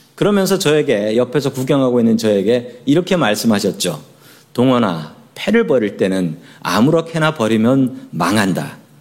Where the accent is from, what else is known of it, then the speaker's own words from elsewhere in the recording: Seoul, South Korea; moved away as an adult; now in United States; 서울 사람이에요. 서울 사람.